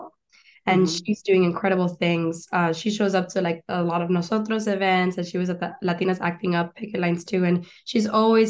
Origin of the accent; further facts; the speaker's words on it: Doral, Florida, United States; moved away as an adult; also born or lived in Chaco, Argentina / Gainesville, Florida; now in Los Angeles, United States; I grew up in Doral, Doralzuela is what they call it